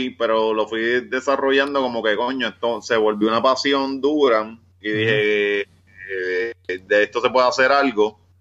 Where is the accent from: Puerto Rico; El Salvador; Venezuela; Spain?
Puerto Rico; Ponce; born there; Yo nací en Ponce, mi carrera profesional va a ser en área metropolitana, pero yo, yo termino por allá, por el West.